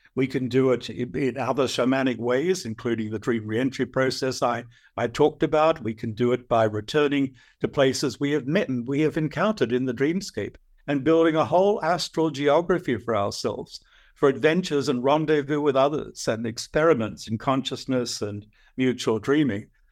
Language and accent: English; Australia; I'm an Aussie.